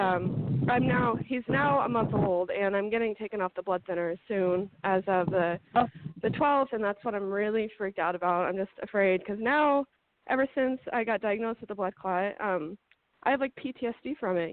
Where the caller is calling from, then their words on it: Montana, United States; I'm calling from Montana.